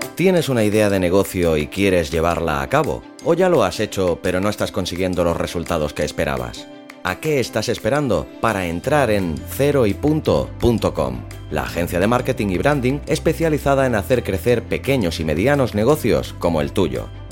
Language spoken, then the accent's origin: Spanish; Catalonia, Spain; soy catalán